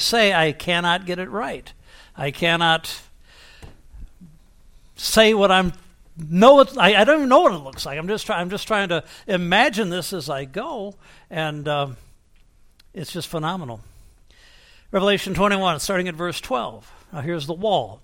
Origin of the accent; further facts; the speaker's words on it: Toledo, Ohio, United States; moved away as an adult; I'm from Toledo, Ohio.